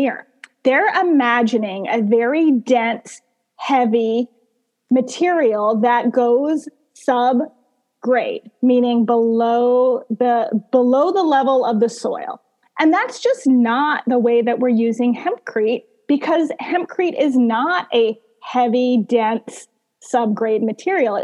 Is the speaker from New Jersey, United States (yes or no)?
no; Missouri, United States; I'm from Missouri